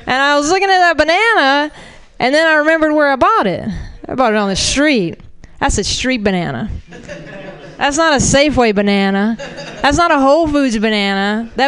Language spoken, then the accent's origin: English; Florida, United States; I'm a Southerner. Florida doesn't count, I guess.